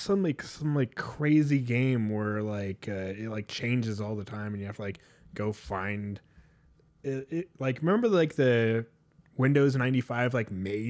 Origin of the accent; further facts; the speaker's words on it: Ireland; I'm an Irish little man.